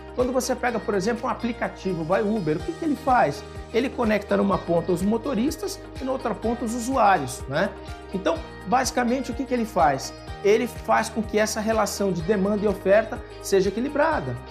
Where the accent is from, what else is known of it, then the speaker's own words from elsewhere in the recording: São Paulo, Brazil; E eu sou paulista